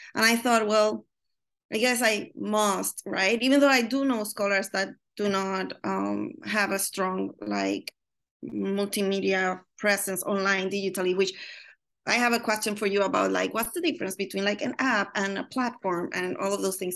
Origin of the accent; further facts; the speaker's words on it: Puerto Rico; now in Chicago, United States; I'm from Puerto Rico